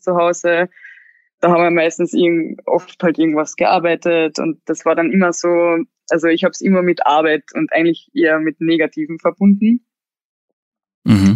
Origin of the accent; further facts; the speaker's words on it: Klagenfurt, Carinthia, Austria; moved away as an adult; now in Vienna, Austria; ich bin eigentlich schon in der Stadt aufgewachsen, weil ich ja, wie gesagt, im Internat war, seitdem, also ab zehn. Und da war ich in Klagenfurt, also das ist die ähm, Landeshauptstadt von Kärnten. Und da bin ich halt aufgewachsen